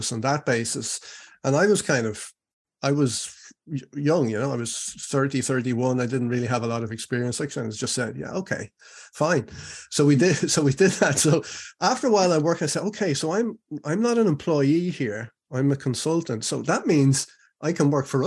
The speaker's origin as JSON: {"language": "English", "country": "Ireland", "also_born_or_lived": "Spain", "moved": "as an adult", "said": "I live in Ireland now, and I'm come from Ireland"}